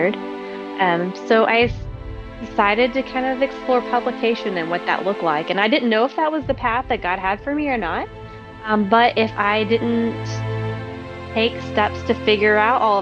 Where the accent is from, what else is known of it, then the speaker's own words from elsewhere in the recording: East Tennessee, United States; I am from East Tennessee.